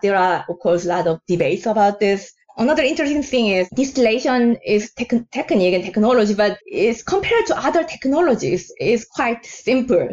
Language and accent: English; South Korea; now in New York, United States; I'm originally from South Korea, the country of soju's origins